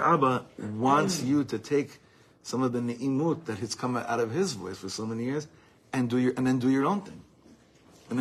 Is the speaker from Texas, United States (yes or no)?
no; Los Angeles, California, United States; also born or lived in East Coast, United States; growing up in Los Angeles, before that in the East Coast.